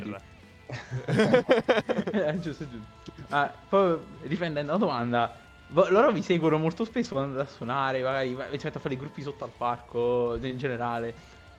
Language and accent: Italian; Naples, Campania, Italy; sono di Napoli